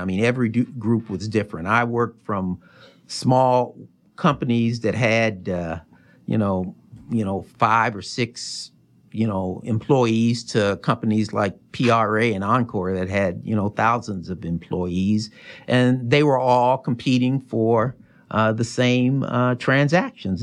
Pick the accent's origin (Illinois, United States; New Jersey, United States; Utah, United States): Illinois, United States; Chicago; moved away as an adult; also born or lived in Virginia / North Carolina / Des Moines, Iowa; when I was six, we moved to Chicago